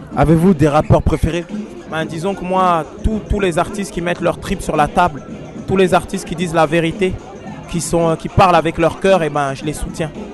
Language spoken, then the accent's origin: French; Strasbourg, Grand Est, France; on est de Strasbourg